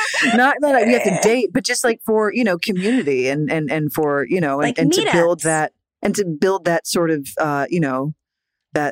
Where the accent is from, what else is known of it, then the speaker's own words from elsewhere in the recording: Philadelphia, Pennsylvania, United States; I grew up in Philly